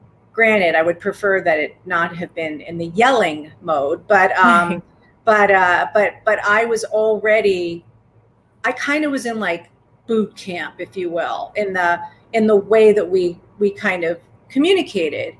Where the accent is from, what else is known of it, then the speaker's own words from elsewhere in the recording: New York, United States; I'm a New Yorker